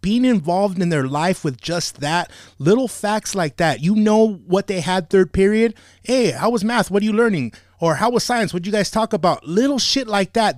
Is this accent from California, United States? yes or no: yes; Monterey Park, California, United States; I grew up in Monterrey, but I went to Rosemead High School